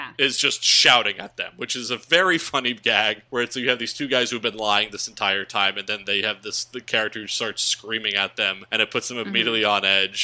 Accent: New Jersey, United States; also born or lived in Philadelphia, Pennsylvania; I'm from South Jersey and I lived in Philadelphia for a long time and grew up going to Philly

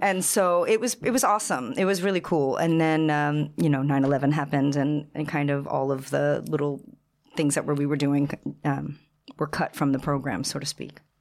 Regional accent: Long Island, New York, United States; moved away as an adult; also born or lived in East Village, New York City / Seville, Spain; I'm originally from Long Island.

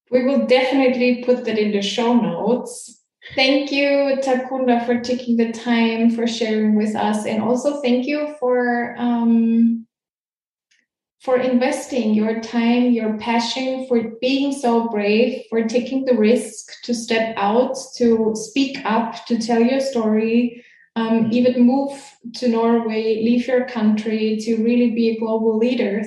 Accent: Austria; I was born in Austria

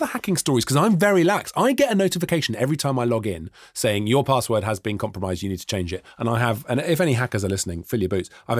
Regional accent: Welsh, Wales, United Kingdom; now in London, United Kingdom; I am a Welsh person.

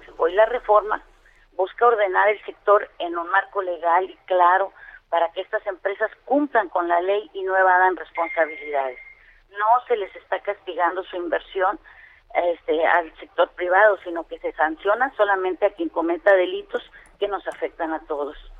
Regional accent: Campeche, Mexico; yo vengo de Campeche

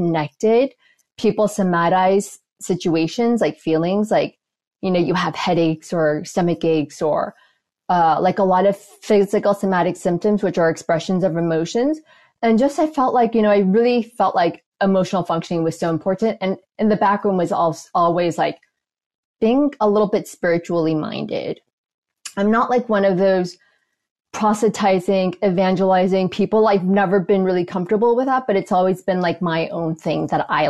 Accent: Los Angeles, California, United States; we grew up going to church, Presbyterian church in Los Angeles

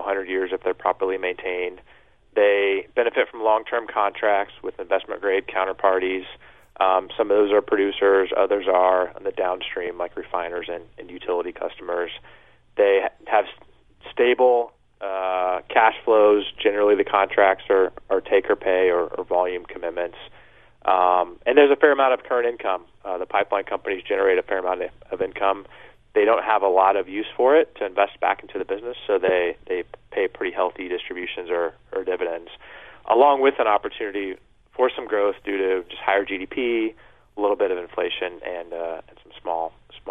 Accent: Kansas City, Missouri, United States; moved away as an adult; also born or lived in New York; we're based in Kansas City, which is my hometown

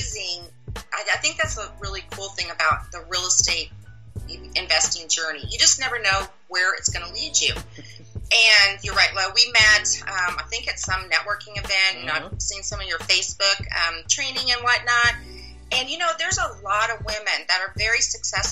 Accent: Midwest, United States; moved away as an adult; also born or lived in Kansas City; now in Dallas area, United States; I'm originally from the Midwest

